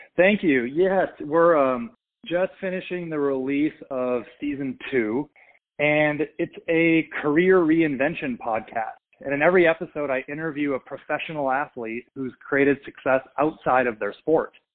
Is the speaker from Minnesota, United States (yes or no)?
yes; Minnesota, United States; I grew up in Minnesota